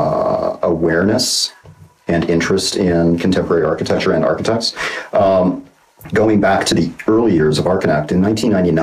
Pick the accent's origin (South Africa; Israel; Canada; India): Canada; Calgary, Alberta; now in Los Angeles, United States; I was born in Calgary, Alberta. I'm still a Canadian citizen, even though I've been living in Los Angeles for longer than I've ever lived in Canada